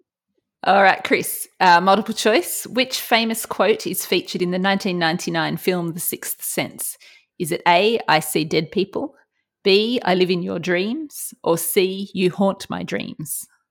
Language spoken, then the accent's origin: English; Australia; accent: Australian